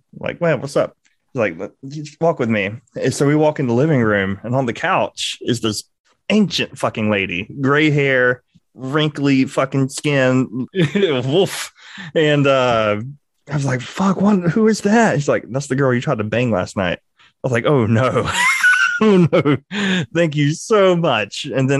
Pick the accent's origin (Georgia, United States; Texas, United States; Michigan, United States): Georgia, United States; Lakeland; Oh, I'm from Lakeland, Georgia.